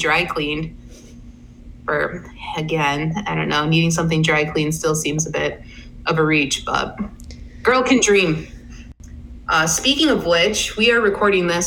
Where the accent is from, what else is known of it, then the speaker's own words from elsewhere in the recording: Connecticut, United States; I grew up in Connecticut